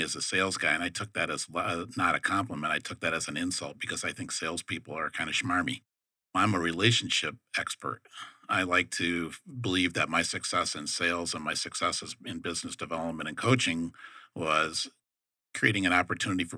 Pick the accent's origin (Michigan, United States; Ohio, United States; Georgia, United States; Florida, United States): Michigan, United States; Detroit; moved away; I'm from Detroit